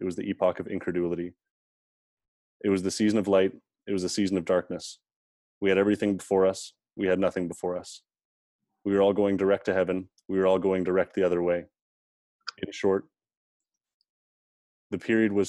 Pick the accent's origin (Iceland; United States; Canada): Canada; we have as Canadian citizens